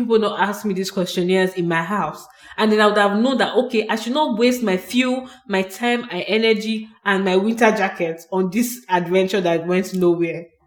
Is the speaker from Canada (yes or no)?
no; Nigeria; moved away as an adult; I moved here in this 2019. So I'm a Nigerian and I was living in Nigeria boldly.